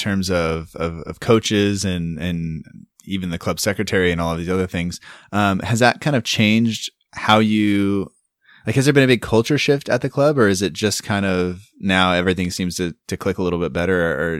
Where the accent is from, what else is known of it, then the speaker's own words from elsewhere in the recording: United States; I'm from America